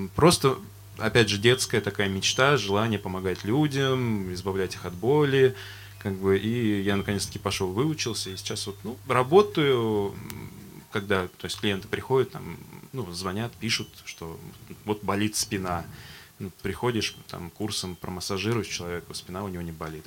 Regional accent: Astrakhan, Astrakhan Oblast, Russia; мне 30 лет. А, я коренной астраханец.

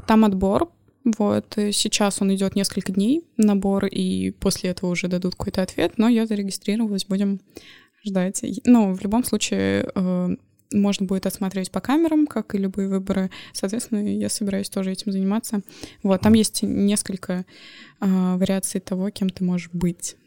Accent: Moscow, Russia; moved away as an adult; now in Saint Petersburg, Russia; Я человек, который родился в Москве и прожил, соответственно, там всю жизнь

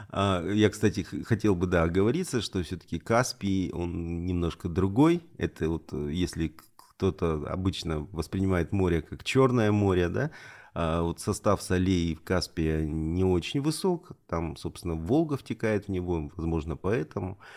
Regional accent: Rostov Oblast, Russia; я вообще, конечно, выходец вообще из Сальского района Ростовской области, потому что я из той части калмыков, которые были донскими казаками.

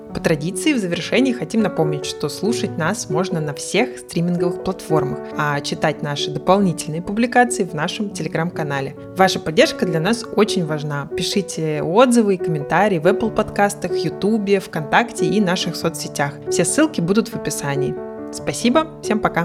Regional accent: Mari El, Russia; я выросла в Мариэл

